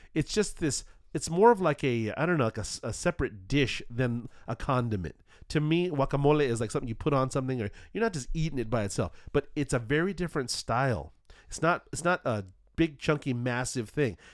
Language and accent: English; Southern California, United States; I'm from Southern California